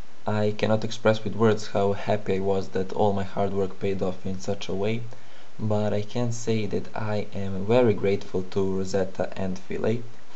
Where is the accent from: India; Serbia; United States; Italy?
Serbia; I'm from Serbia